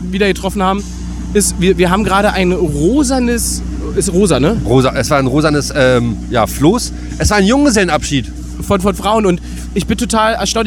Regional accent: Saxony, Germany; Ich bin Sachse und wohne in Dresden.

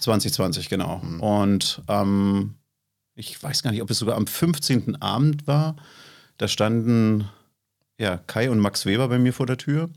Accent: East Germany, Germany; also born or lived in Fürstenwalde; ich bin ja ein Kind der DDR

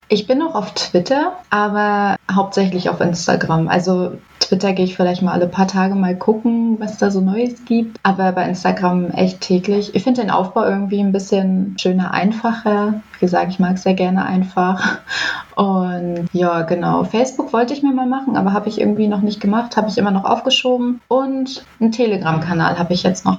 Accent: near Nuremberg, Bavaria, Germany; now in Rügen, Germany; Ich komme eigentlich aus Nürnberg, also beziehungsweise aus der Nähe von Nürnberg

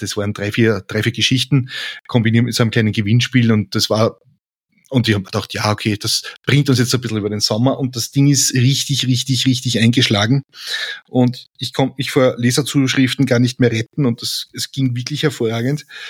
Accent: Lower Austria, Austria; ich bin Niederösterreicher

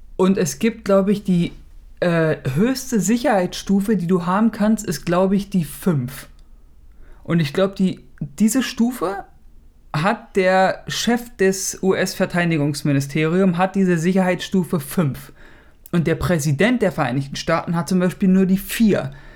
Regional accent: Germany; Der ist ja die Nummer eins hier, ne? Bei uns in Deutschland

